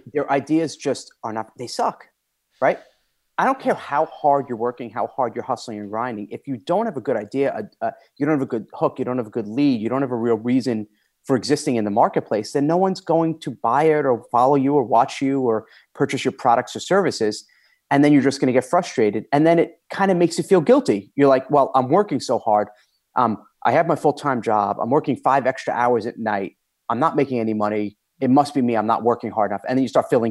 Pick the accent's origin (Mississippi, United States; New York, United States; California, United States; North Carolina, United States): New York, United States; moved away as an adult; now in Connecticut, United States; I'm from New York. I'm a New Yorker